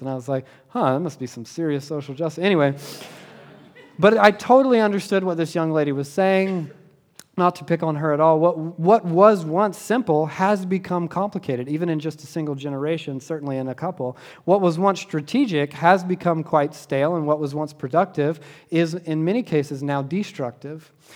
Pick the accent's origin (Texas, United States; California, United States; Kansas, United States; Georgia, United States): Georgia, United States; Southeast; when I was a kid growing up in Southeast Georgia